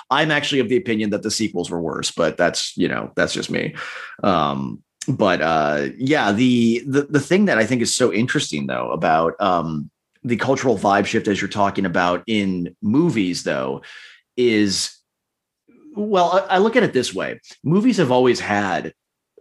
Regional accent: Minnesota, United States; moved away; back in my home state, my home district

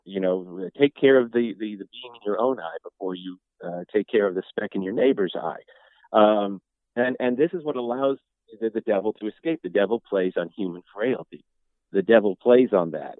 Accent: New York, United States; I grew up in New York too. I grew up Catholic. I grew up in New York

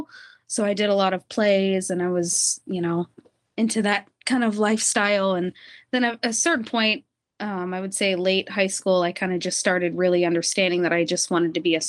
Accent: Greenville, Ohio, United States; also born or lived in Dayton, Ohio; now in Florida, United States; I was born in Dayton, Ohio. I grew up in Greenville, Ohio, though.

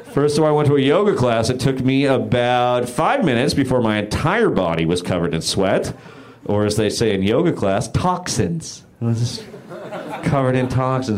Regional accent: Bay Area, California, United States; now in Los Angeles, United States; I'm from the Bay Area

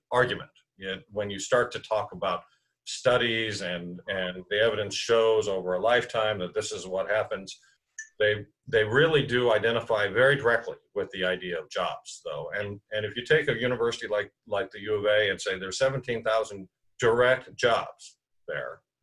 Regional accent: Tucson, Arizona, United States; Tucson's my hometown

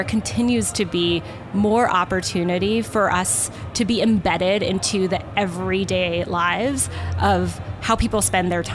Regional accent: Southern California, United States; I grew up in Southern California, so I spent a lot of my childhood here.

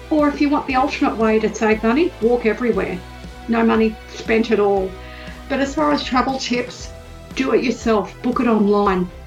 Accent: Melbourne, Victoria, Australia; I'm from Melbourne, Australia. I'm an Australian travel writer, author, and blogger. And … obviously.

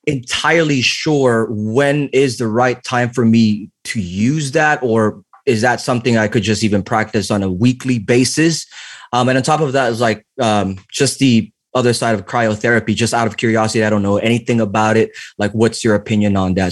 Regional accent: the Bay Area, California, United States; I'm also from the Bay.

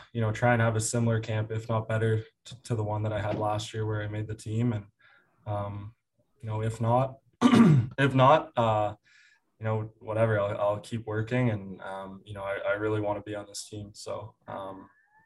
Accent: Aurora, Ontario, Canada; Aurora, Ontario, my hometown

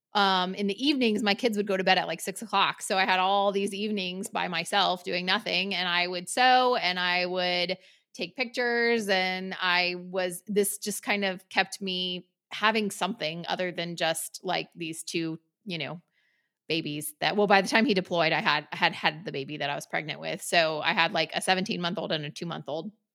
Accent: North Carolina, United States; moved away as an adult; we moved back to my hometown

